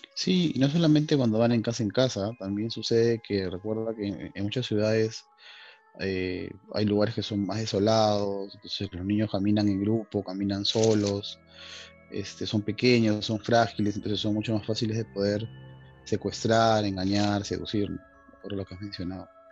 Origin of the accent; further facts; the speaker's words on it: Chorrillos, Lima, Peru; nosotros que somos de Chorrillos